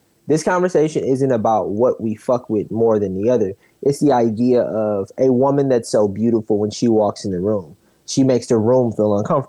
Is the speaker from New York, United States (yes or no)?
no; Milwaukee, Wisconsin, United States; I'm a nigga from Milwaukee